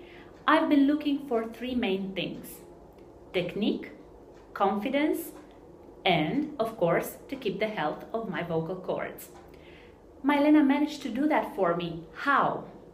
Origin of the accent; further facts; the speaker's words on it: Romania; I'm coming from Romania.